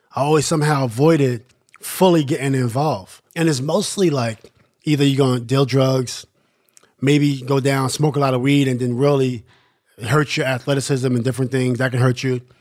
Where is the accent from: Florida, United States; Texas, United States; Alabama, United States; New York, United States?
New York, United States; New York City; growing up in Queensbridge is really interesting